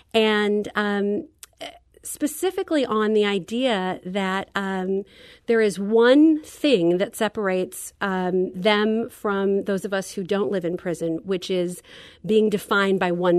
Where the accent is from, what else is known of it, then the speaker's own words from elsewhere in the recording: St. Louis, Missouri, United States; I grew up in St. Louis, and I worked with Chris as an actor when I was much younger.